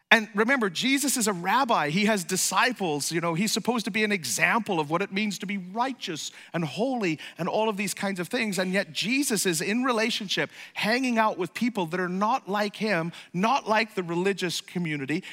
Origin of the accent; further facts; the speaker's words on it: Ireland; moved away; I'm from Ireland